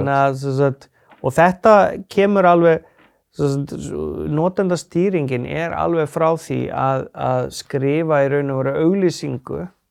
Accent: Akureyri, Northeastern Region, Iceland; also born or lived in Sauðárkrókur; Ég er fættur og svona halvu uppalinn á Akureyri. Já. Uh, svo flyttum við mamma á Söðokrók og þar er eða ég unlingsárunum

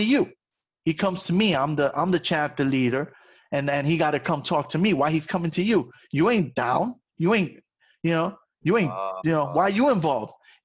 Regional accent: New York City, New York, United States

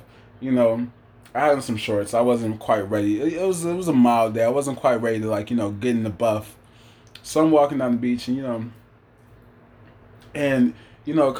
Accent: Rochester, New York, United States; moved away; I'm not from fucking Albany, I'm from Rochester, you know, I say that with pride. You know, I still have pride in the city

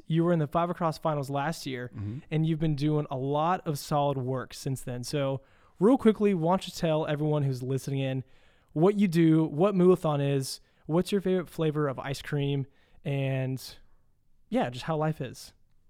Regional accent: Louisville, Kentucky, United States; I'm actually from Louisville.

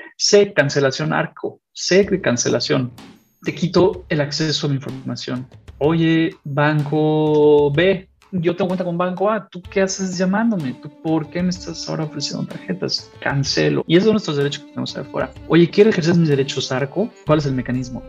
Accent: Mexico; soy mexicano, en un sentido de dónde vengo

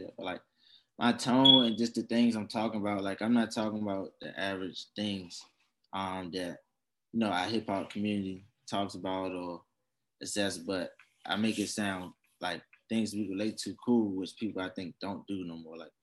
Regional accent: Washington, District of Columbia, United States; from Washington, D.C.

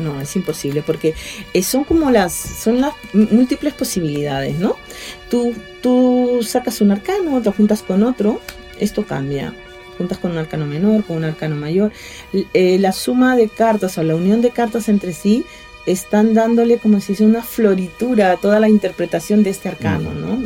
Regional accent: Callao, Peru; moved away; also born or lived in Lima; allá en Perú, soy de Lima, bueno, yo soy chalaca, del Callao

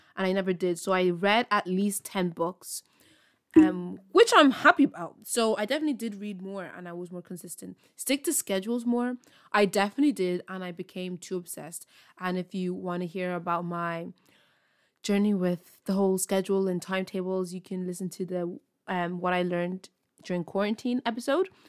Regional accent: Ireland; I'm from Ireland

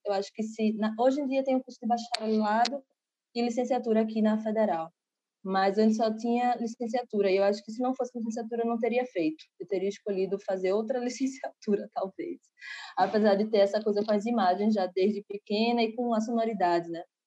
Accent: Recife, Pernambuco, Brazil; Eu sou aqui de Recife, né? E aí, é, desde criança, frequento com minha família vários maracatus

